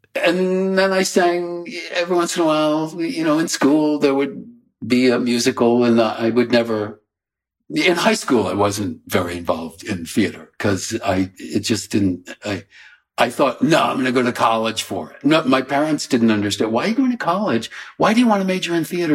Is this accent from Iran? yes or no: no; Coventry, Rhode Island, United States; also born or lived in Warwick, Rhode Island; when I was a teeny infant, uh, the family sold the Warwick house and we moved to the little shack in Coventry. So I grew up in a little shack.